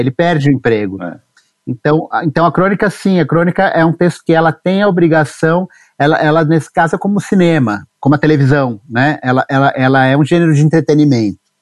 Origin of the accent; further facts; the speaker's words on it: São Paulo, Brazil; Eu nasci em São Paulo, em 77